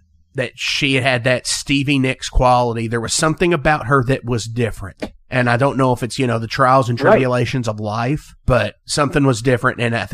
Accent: Louisville, Kentucky, United States; I'm from bourbon country. I'm from the Louisville, sure, Kentucky area.

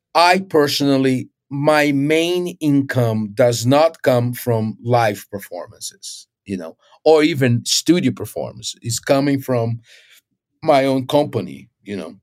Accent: Recife, Pernambuco, Brazil; moved away as an adult; also born or lived in Rio de Janeiro, Brazil; I was born in Brazil, and I, I was in Recife, which is northeast.

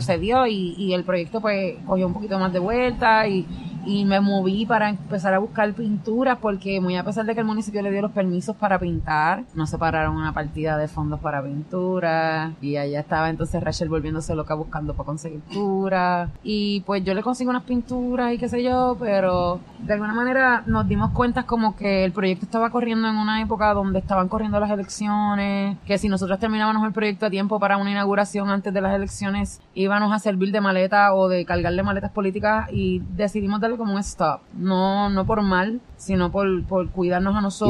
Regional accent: San Juan, Puerto Rico; yo soy del, yo soy del San Juan

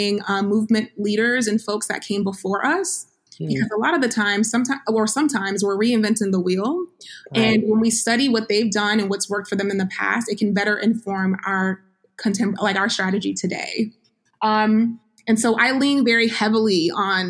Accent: Vermont, United States; now in Georgia, United States; I live in Georgia. And I grew up in the Northeast. I grew up in Vermont

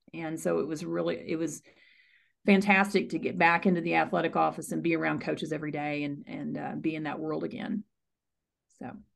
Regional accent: Arkansas, United States; born or raised there; moved away as an adult; also born or lived in Houston, Texas / Ohio; now in Frisco, United States

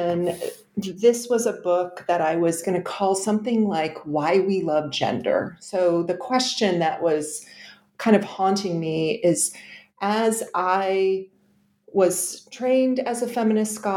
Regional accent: Connecticut, United States; I grew up in Connecticut as the eldest of three girls

